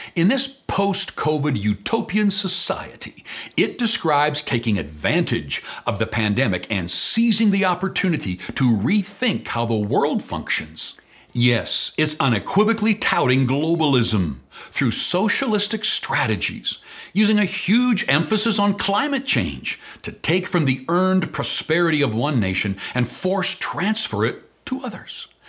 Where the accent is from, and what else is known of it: Canada